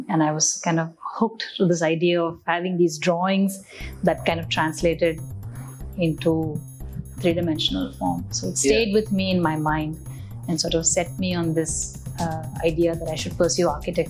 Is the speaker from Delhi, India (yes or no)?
yes; Delhi, India; also born or lived in Chennai / Jabalpur / Secunderabad; Some years in Jabalpur, that's in Madhya Pradesh, in Secunderabad, and then in Delhi. So that's where I finished my high school.